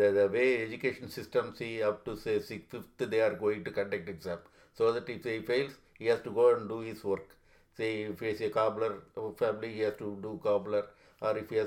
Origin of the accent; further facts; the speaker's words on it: Tamil Nadu, India; moved away as an adult; now in United States; I am from Tamil Nadu